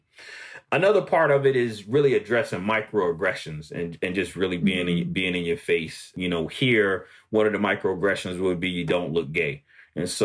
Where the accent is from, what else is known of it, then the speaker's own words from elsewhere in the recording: United States; here in America we can't just be American. You know, born here